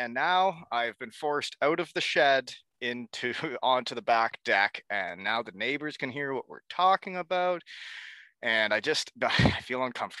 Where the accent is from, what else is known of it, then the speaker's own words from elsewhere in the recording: Elmira, Ontario, Canada; my hometown of Elmira, Ontario.